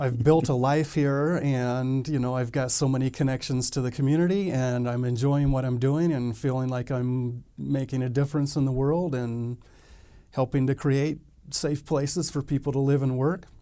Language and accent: English; Texas, United States; moved away as an adult; also born or lived in Fallon, Nevada; now in Reno, United States; I grew up mostly in Texas